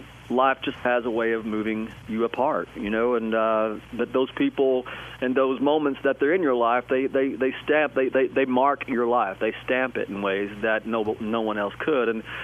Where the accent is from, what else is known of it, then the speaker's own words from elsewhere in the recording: Tennessee, United States; And when I grew up in East Tennessee, and I was consumed by so much music. I obviously loved country music.